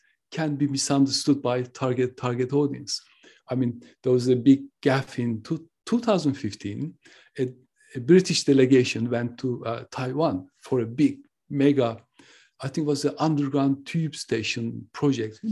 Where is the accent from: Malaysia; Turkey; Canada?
Turkey; now in United Kingdom; I am originally from Turkey. I live in the UK.